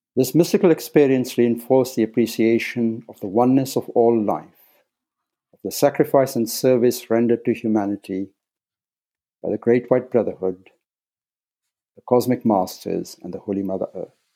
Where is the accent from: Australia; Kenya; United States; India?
Kenya; Nairobi; moved away as an adult; I was born in Nairobi, Kenya, and spent the first 18 years in East Africa